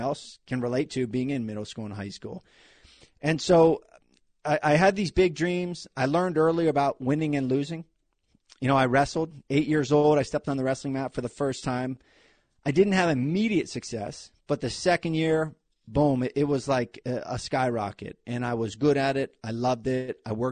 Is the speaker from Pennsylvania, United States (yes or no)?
yes; Hollidaysburg, Pennsylvania, United States; moved away as an adult; also born or lived in New Jersey / New York; I grew up in Hollidaysburg, Pennsylvania. It's between Philadelphia and Pittsburgh.